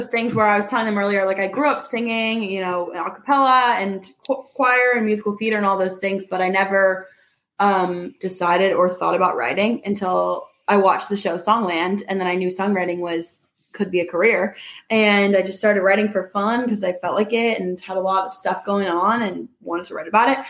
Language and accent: English; Charlottesville, Virginia, United States; also born or lived in Massachusetts / North Carolina; now in Nashville, United States; I grew up in Charlottesville, Virginia.